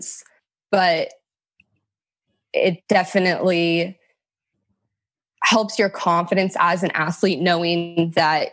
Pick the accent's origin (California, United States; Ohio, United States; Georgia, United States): California, United States; Sacramento; also born or lived in Elk Grove, California / Folsom, California / South Carolina; I was born and raised in Sacramento, California